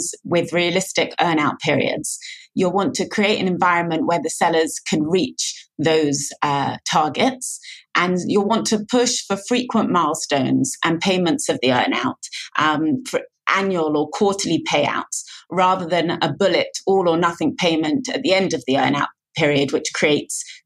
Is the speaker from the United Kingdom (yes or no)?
yes; London, United Kingdom; now in Tel Aviv, Israel; I'm originally from London, but I now live in Tel Aviv, Israel